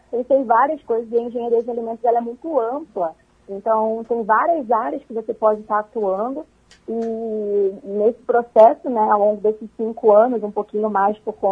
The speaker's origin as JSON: {"language": "Portuguese", "region": "Rio de Janeiro", "country": "Brazil", "tie": "born or raised there", "moved": "yes", "lives_now": "Concórdia, Brazil", "said": "mas eu sou natural do Rio de Janeiro, já tem quase seis anos que eu vim para Santa Catarina."}